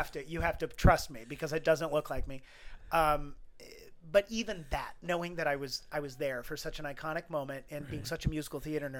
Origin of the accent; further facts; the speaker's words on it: Midwest, United States; I grew up in the Midwest, so we didn't have access to Broadway